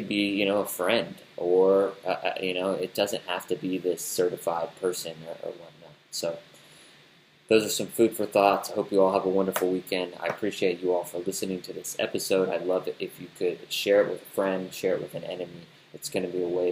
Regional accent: United States; us Americans

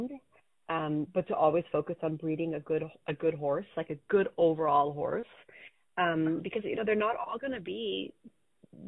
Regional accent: California, United States; also born or lived in Germany; I'm raising my son in the same house that I grew up

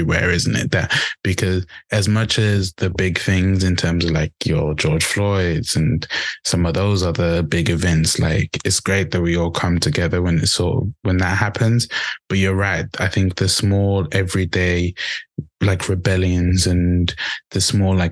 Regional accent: Zimbabwe; now in England, United Kingdom; back home, in Africa, and I'm from Zimbabwe.

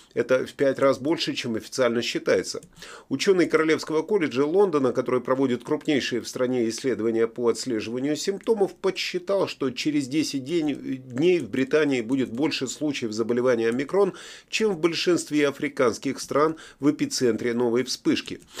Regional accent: Latvia; now in United Kingdom; Я сам из Латвии, прохладно зимой бывает

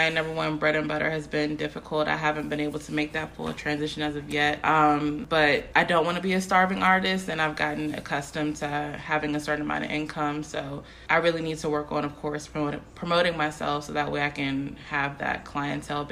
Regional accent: Upper Marlboro, Maryland, United States; From Upper Marlboro

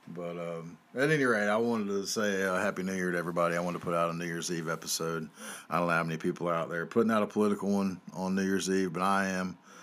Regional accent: North Carolina, United States; I'm from North Carolina here

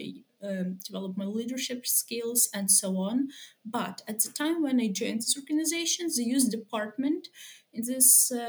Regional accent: Lviv, Lviv Oblast, Ukraine; I'm from Lviv.

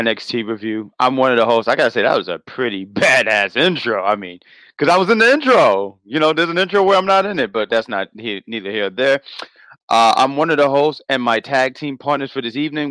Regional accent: New York City, New York, United States; I'm from Queens. I got to represent Queens

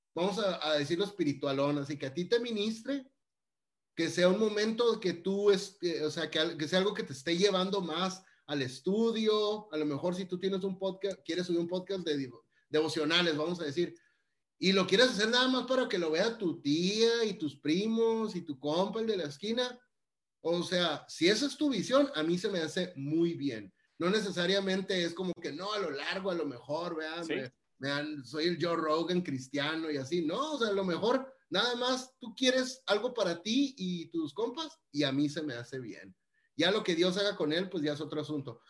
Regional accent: Mexicali, Baja California, Mexico; yo crecí en Mexicali, Baja California, y la gente ahí somos muy platicadora

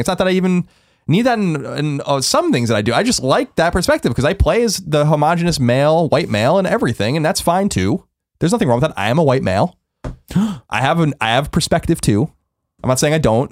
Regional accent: New York, United States; now in San Francisco, United States; growing up in New York

